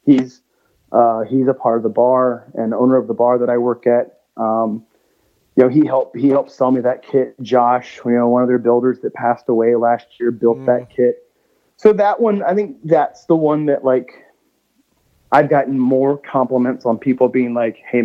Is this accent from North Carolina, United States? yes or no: no; Georgia, United States; now in Nashville, United States; growing up in Georgia, like especially like around my grandparents' house, there was a ton of pecan trees.